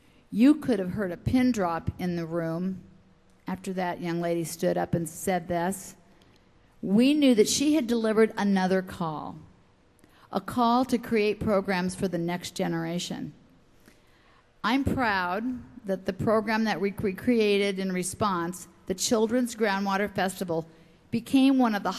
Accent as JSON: {"language": "English", "town": "Lincoln", "region": "Nebraska", "country": "United States", "tie": "born or raised there", "said": "my hometown of Lincoln, Nebraska."}